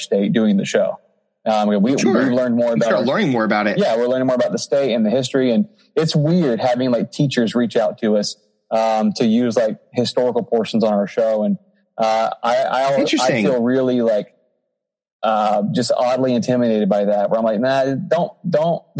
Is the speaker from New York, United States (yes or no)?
no; Florida, United States; we were all born and raised in Florida. So we're Florida Men